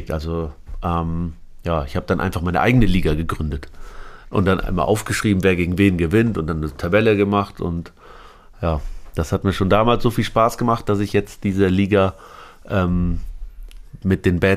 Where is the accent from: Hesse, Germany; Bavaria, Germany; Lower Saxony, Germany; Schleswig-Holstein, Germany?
Lower Saxony, Germany; Aurich; also born or lived in Lebanon; Ja, wir sind über Damaskus nach Paris, Paris nach Hamburg und dann doch nach Aurich, die Kleinstadt, kleine Dorf in.